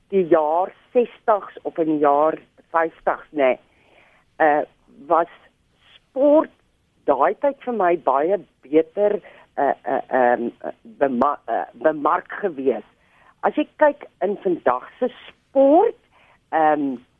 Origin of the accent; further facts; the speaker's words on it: South Africa; ons meer as Suid-Afrikaners